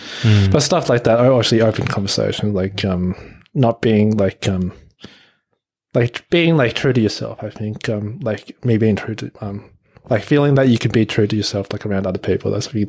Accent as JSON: {"language": "English", "country": "Australia", "tie": "born or raised there", "said": "But I think, obviously, growing up in Australia, like, you'll also be influenced by that."}